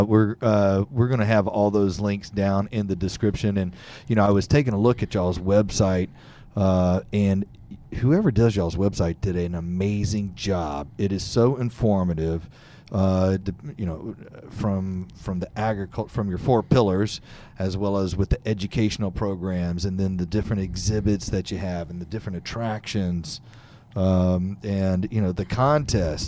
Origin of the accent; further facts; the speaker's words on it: Fort Bend County, Texas, United States; I grew up in Fort Bend County down in, uh, the Richmond, Rosenberg area